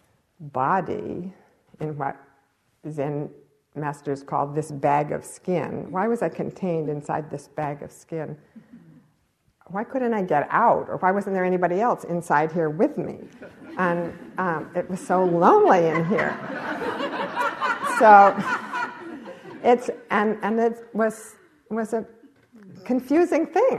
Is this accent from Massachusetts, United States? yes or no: yes; Cambridge, Massachusetts, United States; I grew up in Cambridge, Massachusetts